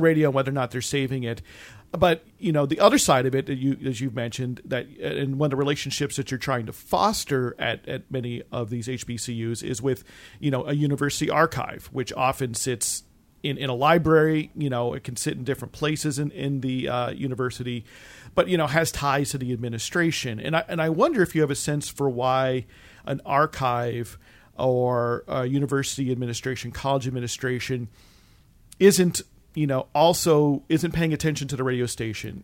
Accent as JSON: {"language": "English", "region": "East Coast", "country": "United States", "tie": "born or raised there", "said": "I have some recollections from growing up on the East Coast and traveling a lot to that area"}